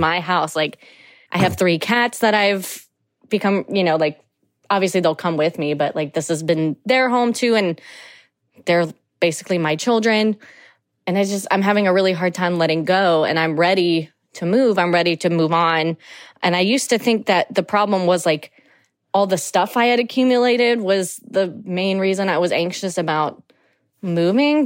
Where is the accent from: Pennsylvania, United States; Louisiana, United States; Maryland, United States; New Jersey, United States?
Louisiana, United States; New Orleans; I'm from New Orleans, Louisiana